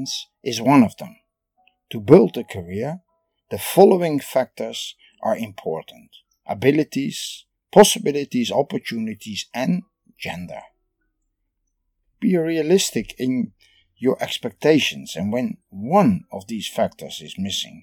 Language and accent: English; Netherlands; I am from the Netherlands